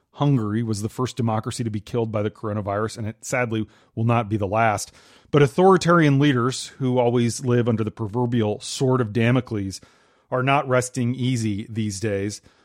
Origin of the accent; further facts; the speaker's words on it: Minnesota, United States; moved away; my home state of Minnesota